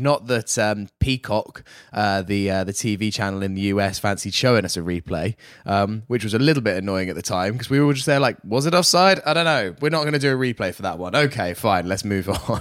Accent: United Kingdom; coming here as a as as a Brit

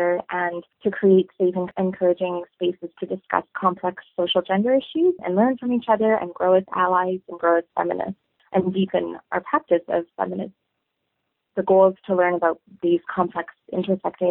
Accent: Toronto, Ontario, Canada; moved away as an adult; now in Saskatoon, Canada; I come from Toronto, and I come from a very culturally rich upbringing in an urban center

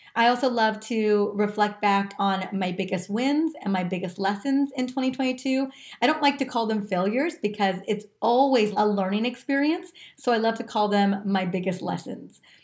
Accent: California, United States; growing up in California my entire life

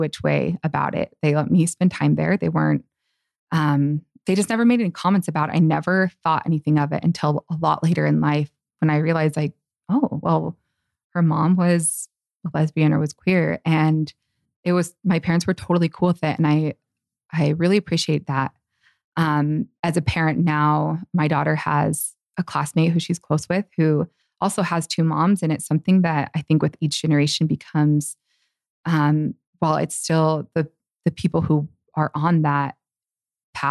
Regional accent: Tempe, Arizona, United States; in the area I grew up in Tempe, Arizona

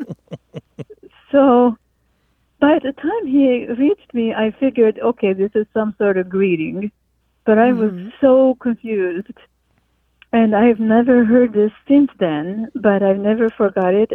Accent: Hungary; English is a second language; moved away as an adult; now in Seattle, United States; I am from Hungary originally and came to America in 1980

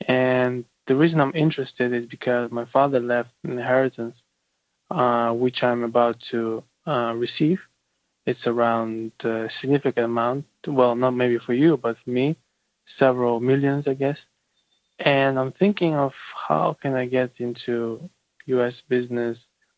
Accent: Kazakhstan; moved away as an adult; also born or lived in United Kingdom; I'm a student from Kazakhstan, and I studied in the UK

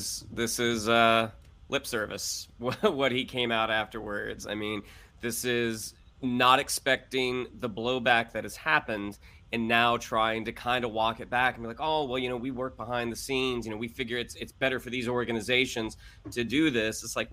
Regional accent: Florida, United States; moved away; I'm from Florida

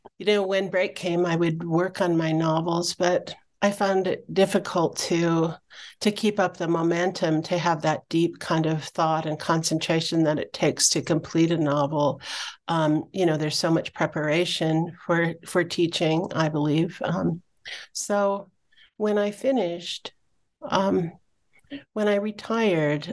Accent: Spokane, Washington, United States; moved away as an adult; also born or lived in Flathead Reservation, Montana; I grew up in Spokane, Washington, and I moved to the Flathead Reservation when I was 18 years old

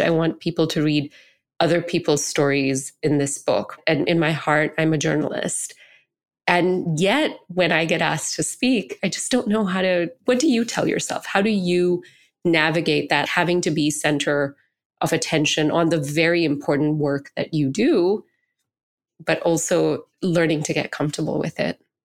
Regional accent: Singapore; I grew up in Singapore, which is almost eighty percent Chinese, and I was a minority brown person, you know, an Indian person

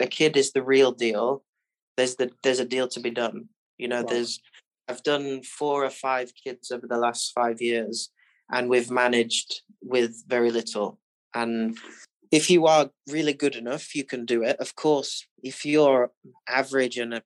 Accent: Barnsley, Yorkshire and the Humber, United Kingdom; I grew up in Barnsley

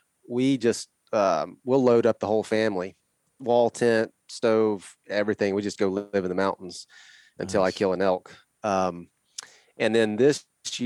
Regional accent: Northwest Florida, United States; moved away as an adult; also born or lived in Idaho Falls, Idaho / northern Idaho; now in Idaho, United States; I grew up in Northwest Florida on a ranch down there.

